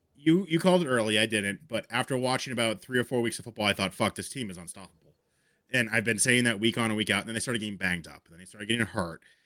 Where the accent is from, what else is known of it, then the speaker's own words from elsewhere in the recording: New England, United States; growing up in New England